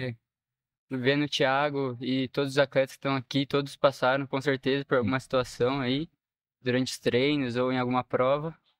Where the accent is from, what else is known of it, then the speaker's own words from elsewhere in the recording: Botucatu, São Paulo, Brazil; eu sou de Botucatu, São Paulo